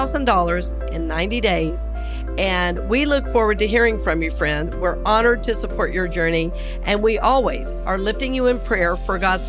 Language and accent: English; Georgia, United States; now in Tampa, United States; I grew up in Georgia. You know, we always say a little town outside of Atlanta